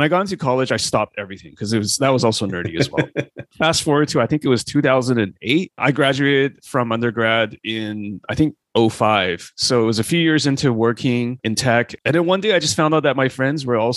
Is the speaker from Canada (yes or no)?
yes; Canada; I grew up in Canada, so went to university or college